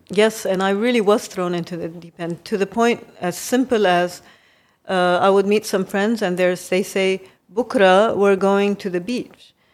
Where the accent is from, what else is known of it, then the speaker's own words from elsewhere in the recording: Kobe, Hyogo, Japan; moved away as an adult; also born or lived in Beirut, Lebanon / United States; now in Lebanon; I grew up in Japan because my family has been, uh, went in nineteen seventeen.